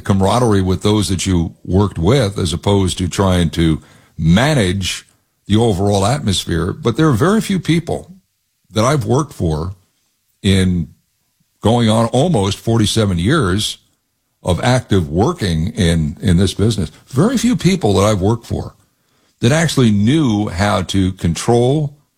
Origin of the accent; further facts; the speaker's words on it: East Coast, United States; also born or lived in Ohio; Yeah, that's great. That's great. But you know, I'm really from the East Coast.